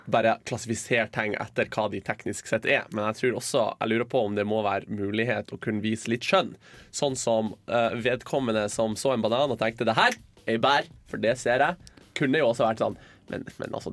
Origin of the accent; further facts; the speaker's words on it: Hamarøy, Nordland, Norway; jeg er fra Hamarøy'.